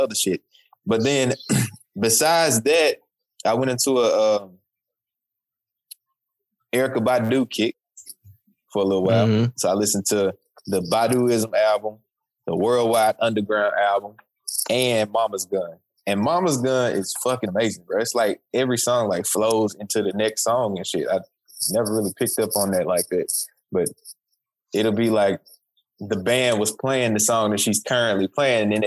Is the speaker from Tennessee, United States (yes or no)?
yes; Memphis, Tennessee, United States; moved away; I'm from Memphis